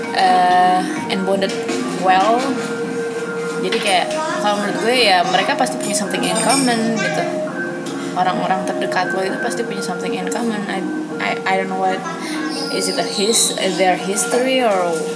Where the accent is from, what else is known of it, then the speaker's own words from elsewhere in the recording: Depok, West Java, Indonesia; also born or lived in East Jakarta; gue tinggal rumah di Depok tapi dari SD sampai SMP gue di Jakarta Timur